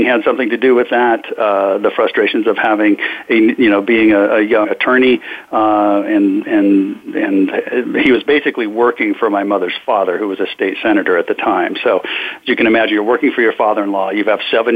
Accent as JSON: {"language": "English", "town": "Sacramento", "region": "California", "country": "United States", "tie": "born or raised there", "said": "I was born up in Sacramento, California, to the youngest of seven children"}